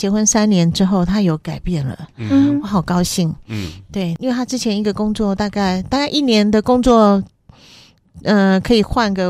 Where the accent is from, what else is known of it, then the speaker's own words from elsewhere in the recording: Kaohsiung, Taiwan; 我是高雄人，是，然后娘家在高雄，